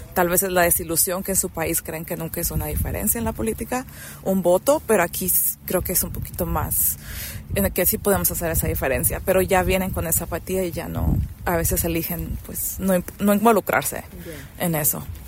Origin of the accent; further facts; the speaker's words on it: Mexico; now in Nevada, United States; yo soy una inmigrante mexicana